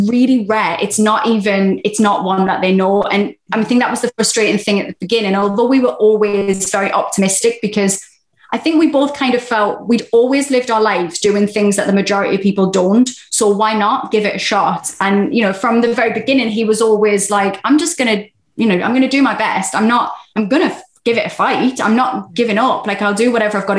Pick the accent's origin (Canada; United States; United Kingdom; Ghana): United Kingdom; England; being very English